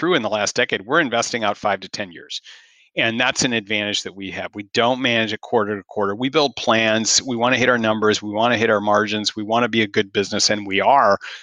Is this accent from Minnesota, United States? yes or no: yes; Minnesota, United States; moved away as an adult; Growing up in Minnesota